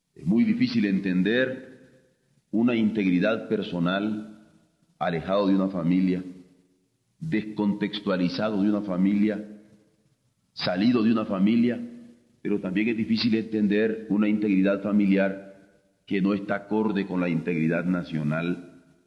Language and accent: Spanish; Mexico; como mexicanos en el grupo Contadora